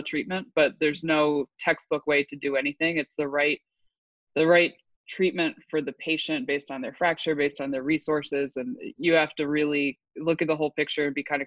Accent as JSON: {"language": "English", "town": "Allentown", "region": "Pennsylvania", "country": "United States", "tie": "born or raised there", "moved": "yes", "said": "I am originally from Pennsylvania, another Northeastern girl. I went to college, Lafayette College, which is right around my hometown. Grew up in Allentown"}